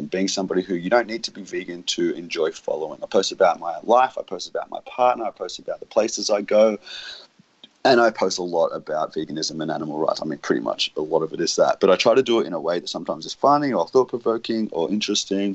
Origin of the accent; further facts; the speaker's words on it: Australia; my home country, Australia